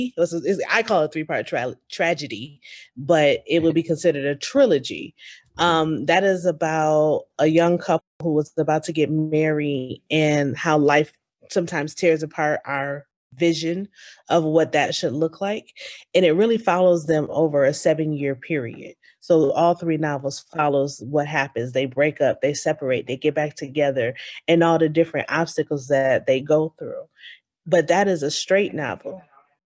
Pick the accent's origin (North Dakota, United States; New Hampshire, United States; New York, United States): New York, United States; growing up in New York, our winters are very harsh